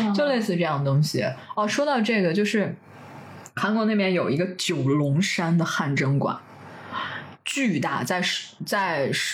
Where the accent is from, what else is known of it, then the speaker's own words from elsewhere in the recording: northern China, China; 咱们北方人不是还挺喜欢吃的吗？